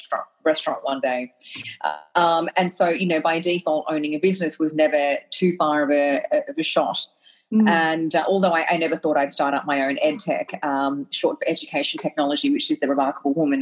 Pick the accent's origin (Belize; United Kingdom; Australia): Australia; I was brought to Australia by my incredible parents when I was one, and had the incredible privilege of growing up in Australia and having an Australian education.